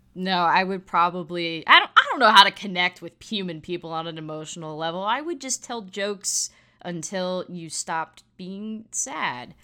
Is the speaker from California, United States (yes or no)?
no; South Florida, United States; I grew up in South Florida